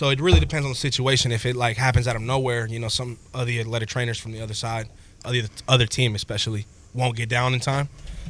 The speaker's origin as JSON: {"language": "English", "town": "Fayetteville", "region": "North Carolina", "country": "United States", "said": "I'm from Fayetteville, North Carolina, but my parents moved here from Puerto Rico."}